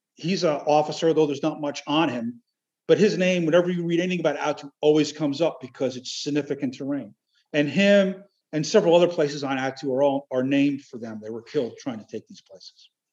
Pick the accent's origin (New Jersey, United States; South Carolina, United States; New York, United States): New Jersey, United States; now in Alaska, United States; That's where I grew up. I grew up in Jersey, which is odd for an Alaskan, but I grew up in Jersey